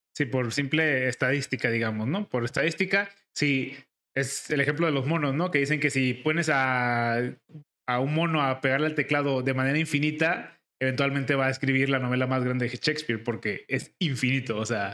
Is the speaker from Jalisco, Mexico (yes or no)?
yes; Guadalajara, Jalisco, Mexico; Nosotros somos de aquí de Guadalajara